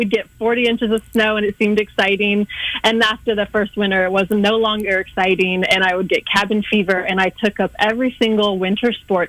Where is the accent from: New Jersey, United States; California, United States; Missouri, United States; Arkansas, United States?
Missouri, United States; Kansas City; moved away as an adult; also born or lived in Northwest Indiana / Winona, Minnesota / Louisiana / Europe; I'm from the Kansas City area originally